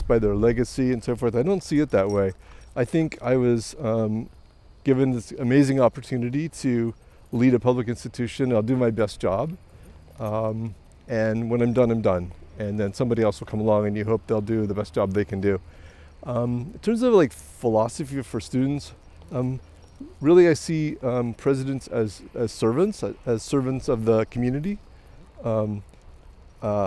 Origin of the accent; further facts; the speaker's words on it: American Midwest, United States; also born or lived in Montreal, Canada; now in London, Canada; I grew up in the American Midwest